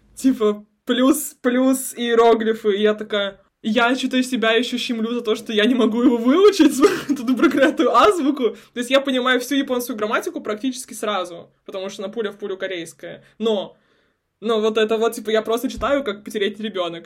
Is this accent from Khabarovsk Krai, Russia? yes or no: yes; a small town near Khabarovsk, Khabarovsk Krai, Russia; moved away; also born or lived in Vladivostok / South Korea; я с Дальнего Востока, угу. я из маленького города под Хабаровском.